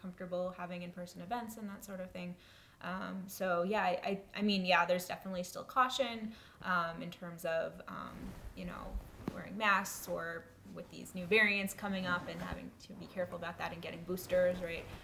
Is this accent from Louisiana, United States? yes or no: no; New York, United States; moved away as an adult; now in Washington, D.C., United States; I am from New York originally